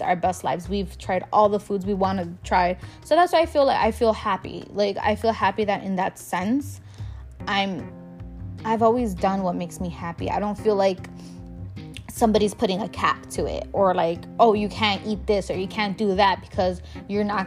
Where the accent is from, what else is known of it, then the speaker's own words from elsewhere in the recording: Chicago, Illinois, United States; I'm a girl from Pilsen